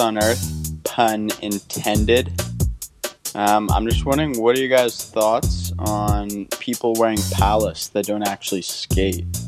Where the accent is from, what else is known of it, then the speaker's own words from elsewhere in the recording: Vancouver, British Columbia, Canada; I'm from Vancouver, British Columbia, Canada